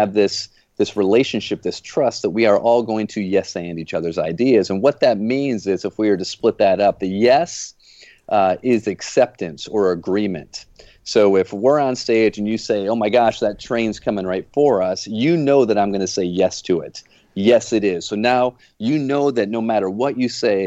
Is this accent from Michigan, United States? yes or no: yes; Flint, Michigan, United States; now in Jupiter, Florida, United States; I live down in Jupiter, Florida now. As you guys know, I grew up in Flint, Michigan